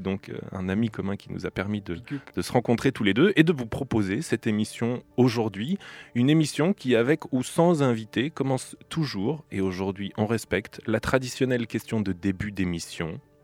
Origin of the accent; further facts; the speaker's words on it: Bourges, Centre-Val de Loire, France; also born or lived in Switzerland; now in Nantes, France; J'ai grandi dans la région centre, à Bourges